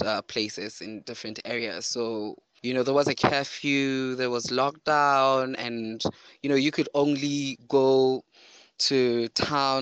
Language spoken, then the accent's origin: English; Lesotho; also born or lived in Maseru, Lesotho; I am from Lesotho. I live in Maseru at Haabia